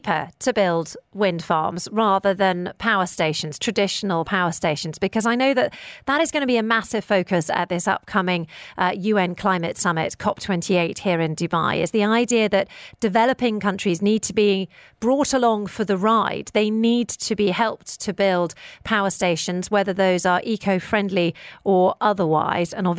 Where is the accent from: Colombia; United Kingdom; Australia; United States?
United Kingdom; now in United Arab Emirates; I come from the United Kingdom